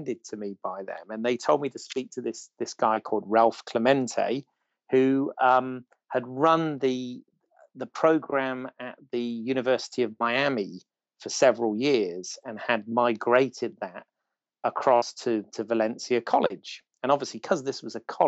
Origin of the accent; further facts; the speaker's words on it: Bournemouth, South West England, United Kingdom; I'm from Bournemouth